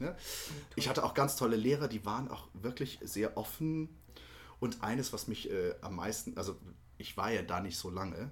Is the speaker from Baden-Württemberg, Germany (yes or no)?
yes; Ketsch, Baden-Württemberg, Germany; moved away; eigentlich komme ich aus Süddeutschland, aus oh. der Nähe von Mannheim und Heidelberg